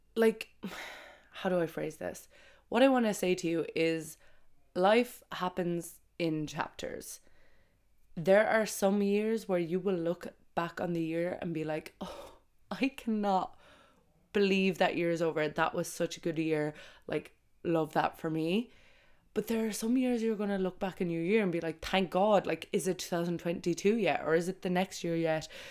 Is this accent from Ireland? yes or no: yes; Ireland; moved away as an adult; also born or lived in Brazil / Australia / Dubai; I have always came home for Christmas in Ireland.